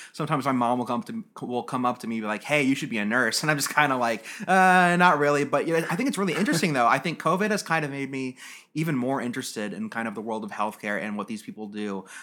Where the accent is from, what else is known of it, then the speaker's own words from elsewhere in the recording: United States; as an American